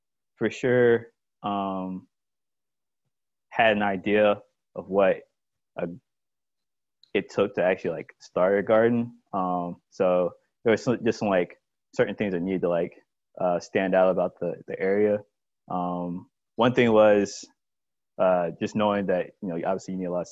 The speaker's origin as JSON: {"language": "English", "town": "Columbia", "region": "South Carolina", "country": "United States", "tie": "born or raised there", "moved": "as an adult", "lives_now": "Rock Hill, United States", "said": "I grew up in Columbia, South Carolina, and was born and raised there."}